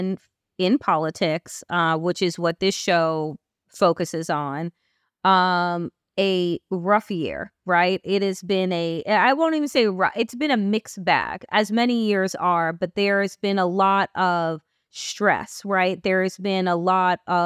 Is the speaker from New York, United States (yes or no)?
yes; Long Island, New York, United States; moved away; I am originally from Long Island